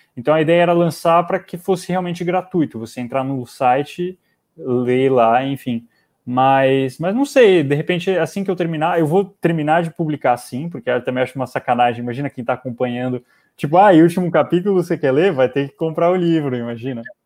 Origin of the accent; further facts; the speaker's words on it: interior of São Paulo, Brazil; Eu sou do interior de São Paulo.